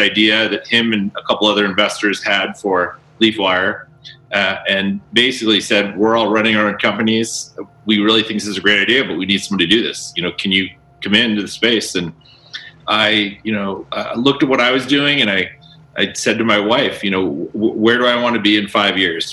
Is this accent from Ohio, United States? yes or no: yes; Northeast Ohio, United States; now in Colorado, United States; I grew up in Northeast Ohio